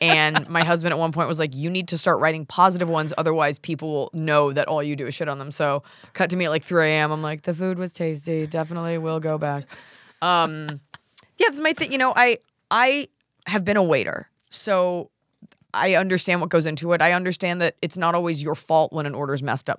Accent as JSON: {"language": "English", "town": "Dallas", "region": "Texas", "country": "United States", "tie": "born or raised there", "moved": "yes", "lives_now": "Los Angeles, United States", "said": "Dallas, which is my hometown"}